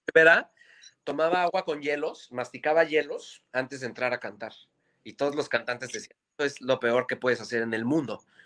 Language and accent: Spanish; Mexico City, Mexico; Nosotros somos unos chilangos de mierda